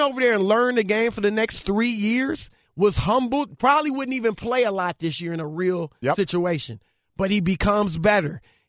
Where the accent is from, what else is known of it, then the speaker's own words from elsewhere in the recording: Louisiana, United States; Should know that. I'm from Louisiana.